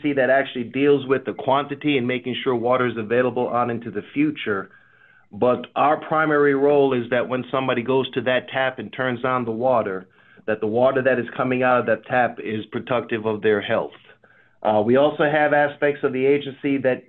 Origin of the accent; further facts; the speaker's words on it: Jamaica; now in United States; I'm from a country growing up, a small island of Jamaica, when I moved to the U.S.